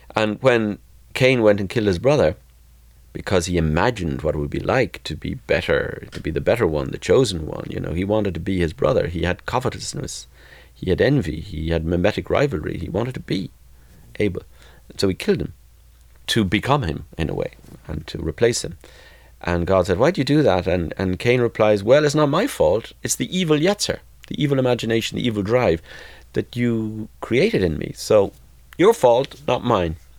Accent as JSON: {"language": "English", "country": "Ireland", "tie": "born or raised there", "also_born_or_lived": "Limerick", "moved": "yes", "lives_now": "Boston, United States", "said": "growing up in Southern Catholic majority Ireland."}